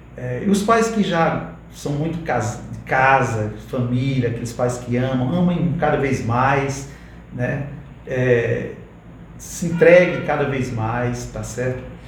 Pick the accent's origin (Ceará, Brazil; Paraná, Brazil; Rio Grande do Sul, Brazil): Ceará, Brazil; Vila Torta; eu moro lá na Vila Torta. é um localzinho ali onde eu nasci